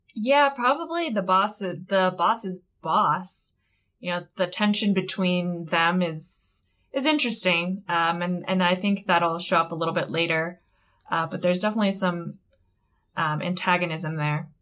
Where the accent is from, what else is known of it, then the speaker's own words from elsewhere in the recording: United States; as an American